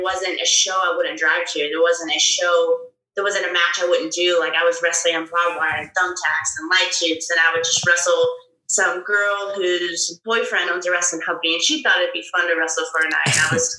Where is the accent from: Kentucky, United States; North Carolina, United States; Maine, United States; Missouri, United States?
Kentucky, United States; Louisville; I grew up in Louisville, Kentucky, and, that is a very strong wrestling area.